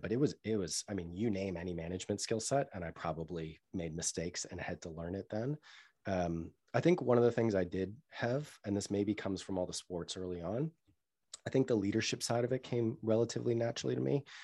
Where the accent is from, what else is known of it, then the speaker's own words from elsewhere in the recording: Newton, Massachusetts, United States; moved away; also born or lived in London; I grew up in Newton, which is a town outside of Boston, a suburb of Boston